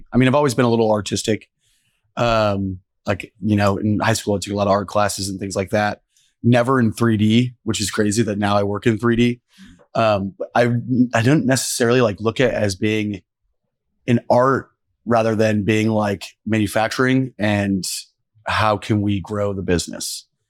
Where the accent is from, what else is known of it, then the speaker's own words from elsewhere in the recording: Noblesville, Indiana, United States; I'm from Noblesville, yeah.